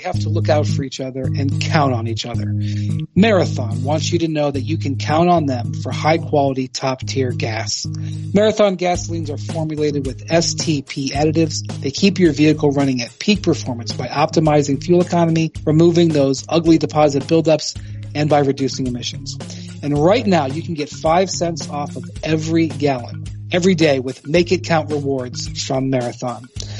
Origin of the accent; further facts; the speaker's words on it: Ohio, United States; My home state of Ohio has a terrible and a lame statehouse